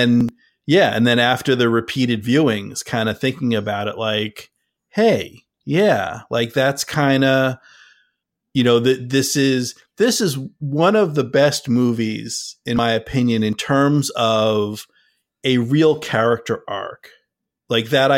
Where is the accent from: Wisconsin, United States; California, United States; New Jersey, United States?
New Jersey, United States; now in New England, United States; I grew up in Central Jersey as well